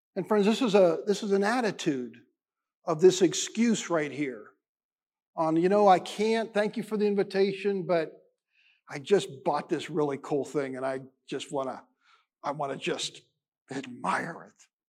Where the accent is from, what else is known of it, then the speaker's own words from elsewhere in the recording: United States; being an American Christian